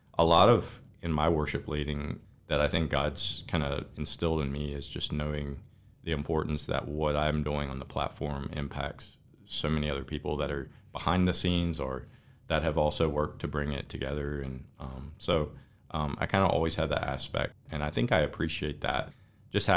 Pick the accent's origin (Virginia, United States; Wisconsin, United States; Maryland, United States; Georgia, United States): Virginia, United States; Elkton; also born or lived in Colorado; I'm from Elkton.